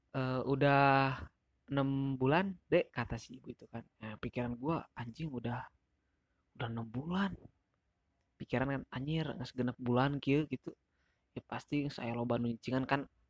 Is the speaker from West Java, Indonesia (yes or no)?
yes; Sagaranten, Curugembar, West Java, Indonesia; dari tempat gua tuh, dari tempat gua, dari Sagaranten, jai, dari Curugembar ke Sukabumi tuh kisaran dua jam lebihan